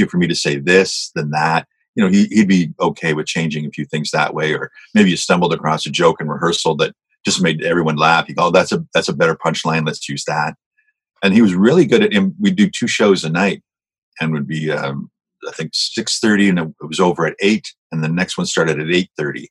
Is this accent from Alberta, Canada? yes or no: no; Hamilton, Ontario, Canada; I was from Hamilton, so I grew up watching Smith and Smith